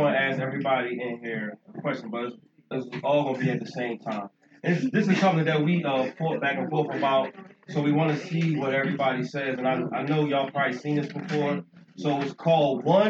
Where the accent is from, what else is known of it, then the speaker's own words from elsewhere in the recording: Philadelphia, Pennsylvania, United States; I'm from North Philly too